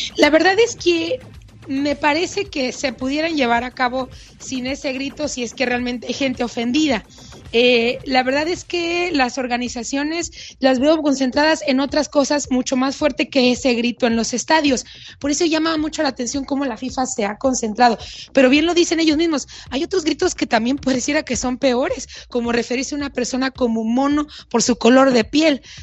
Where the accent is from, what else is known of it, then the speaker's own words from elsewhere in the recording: Mexico; somos mexicanos, así somos